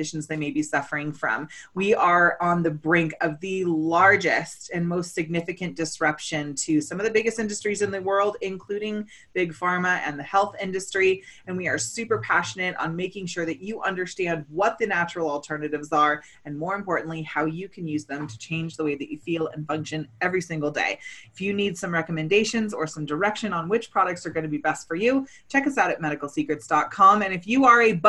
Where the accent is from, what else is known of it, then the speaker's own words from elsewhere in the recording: Chicago, Illinois, United States; living in Chicago, my hometown